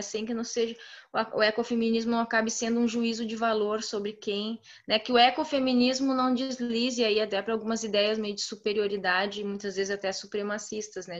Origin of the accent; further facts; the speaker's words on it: Santa Clara do Sul, Rio Grande do Sul, Brazil; moved away as an adult; also born or lived in Porto Alegre; eu estou numa cidade de 7 mil habitantes no interior do Rio Grande do Sul, uma cidade onde eu nasci